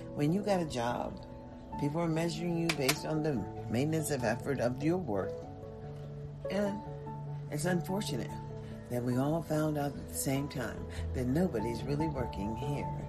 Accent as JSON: {"language": "English", "country": "United States"}